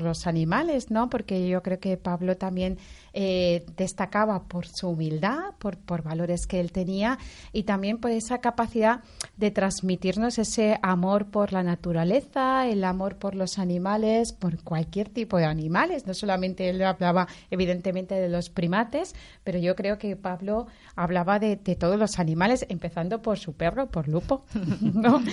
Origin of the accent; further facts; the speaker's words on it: Valencia, Valencian Community, Spain; los dos somos de Valencia